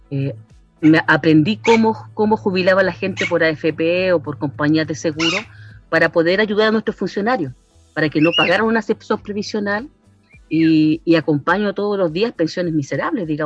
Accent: San Felipe, Valparaíso, Chile; born there; now in Putaendo, Chile; yo eh, nací en San Felipe, pero como te digo, llegué en 94, mi marido es putaendino.

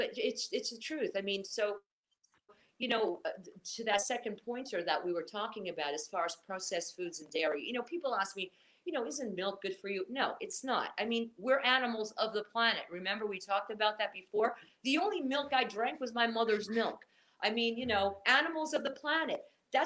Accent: Portugal; moved away; I was raised in the Mediterranean. You know, I'm Portuguese

